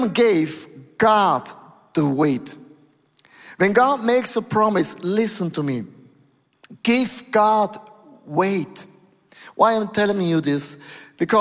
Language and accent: English; Switzerland; I was born in Switzerland, most boring place on planet Earth. It's Aargau, Thurgau, Zurich.